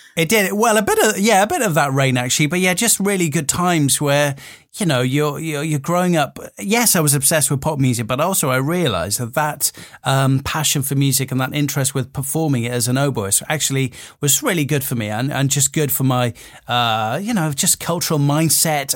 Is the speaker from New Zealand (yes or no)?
no; Wales, United Kingdom; growing up in Wales